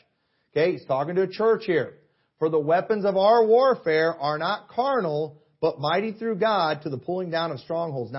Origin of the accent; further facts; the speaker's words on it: United States; I'm a Christian and I'm an American.